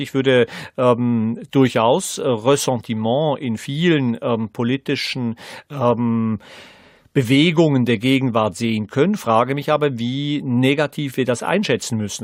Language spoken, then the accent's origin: German; Switzerland; Als ähm, Schweizer Gymnasiast